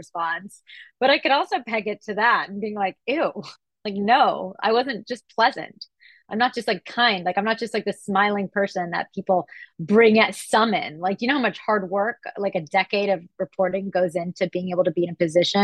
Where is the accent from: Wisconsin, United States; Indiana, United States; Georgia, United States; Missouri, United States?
Georgia, United States; Atlanta; growing up in Atlanta, Georgia